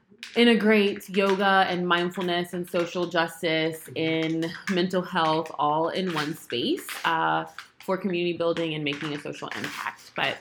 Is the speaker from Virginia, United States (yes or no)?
yes; Prince George, Virginia, United States; also born or lived in Plano, Texas; now in Richmond, United States; grew up in Prince George, Virginia. Went to the University of Virginia for undergrad. And came back to Richmond. And now Richmond is home.